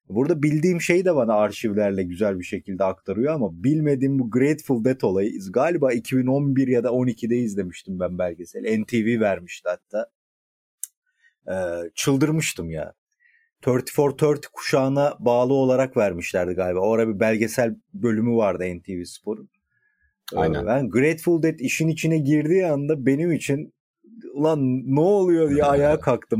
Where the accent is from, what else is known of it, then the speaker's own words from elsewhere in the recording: Edirne, Turkey; moved away; also born or lived in Balıkesir; ben Edirne'liyim ama uzun süredir bizimkiler Balıkesir'de tabii.